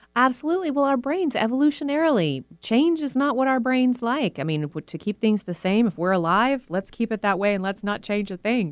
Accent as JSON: {"language": "English", "region": "Texas", "country": "United States", "tie": "born or raised there", "moved": "as an adult", "lives_now": "Seattle, United States", "said": "I was raised in the South in a very conservative religious community"}